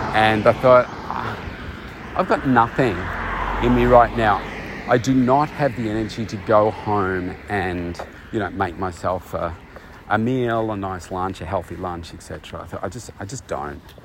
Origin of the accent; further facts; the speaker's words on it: Bendigo, Victoria, Australia; moved away as an adult; my hometown of, of Bendigo, which is a couple of hours from where I live now